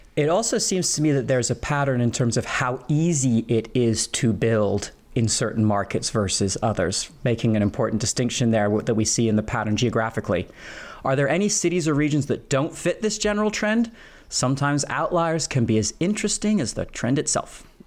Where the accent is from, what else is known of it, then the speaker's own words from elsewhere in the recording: Philadelphia, Pennsylvania, United States; my own hometown of Philadelphia